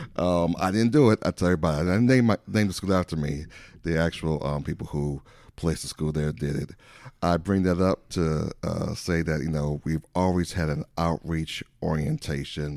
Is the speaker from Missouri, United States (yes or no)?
no; Saint Paul, Minnesota, United States; moved away as an adult; now in Elk Grove, United States; I am originally from the Midwest. I'm a Midwesterner, uh, from Saint Paul, Minnesota